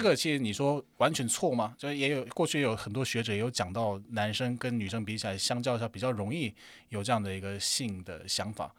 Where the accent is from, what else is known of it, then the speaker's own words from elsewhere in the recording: South Korea; Chinese is a second language; moved away as an adult; now in Taiwan; 我是来自韩国的，对，对，那现在基本上就是来自韩国的台湾人